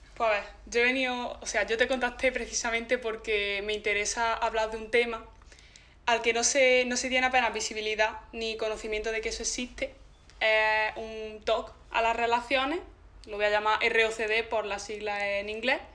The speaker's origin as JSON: {"language": "Spanish", "town": "Zagra", "region": "Andalusia", "country": "Spain", "said": "yo vengo de Zagra"}